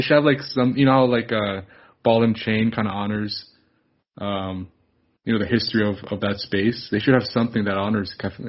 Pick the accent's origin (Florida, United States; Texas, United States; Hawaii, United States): Florida, United States; Miami; born or raised there